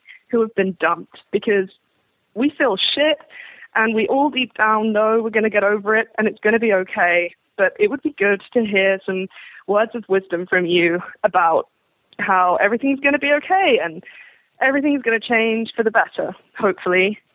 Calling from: England, United Kingdom; I'm calling from England

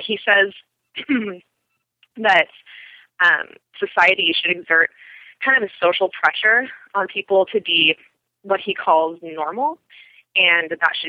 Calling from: Portland, Oregon, United States; I'm calling from Portland, Oregon.

